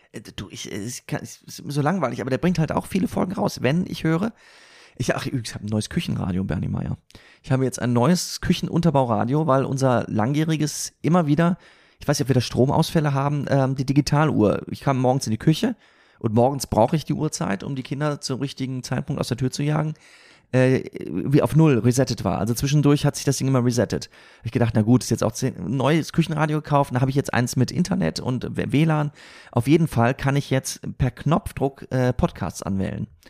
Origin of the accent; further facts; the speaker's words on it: Siegen, North Rhine-Westphalia, Germany; moved away; meiner Heimatstadt Siegen